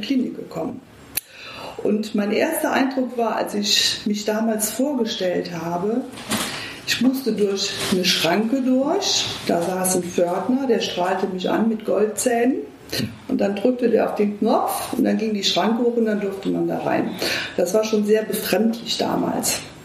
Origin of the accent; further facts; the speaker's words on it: Eifel, Germany; moved away as an adult; now in Düsseldorf, Germany; ich komme aus der Eifel.